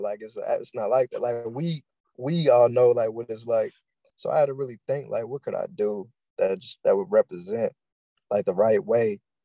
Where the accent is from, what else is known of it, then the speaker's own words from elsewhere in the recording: Louisville, Kentucky, United States; I'm from Louisville, Kentucky, born and raised